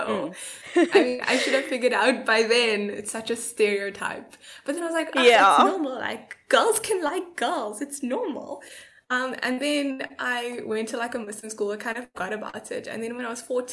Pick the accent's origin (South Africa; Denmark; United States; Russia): South Africa; also born or lived in Durban; I'm from South Africa, I'm 22